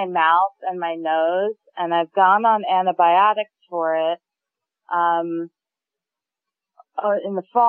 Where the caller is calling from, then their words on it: Brooklyn, New York, United States; I'm from Brooklyn.